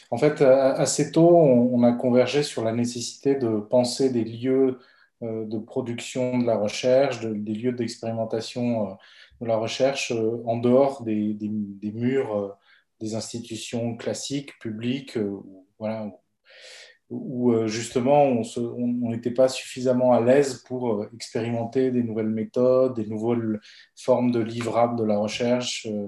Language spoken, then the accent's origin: French; Bolivia; now in France; Donc, euh … j'ai fait de l'économie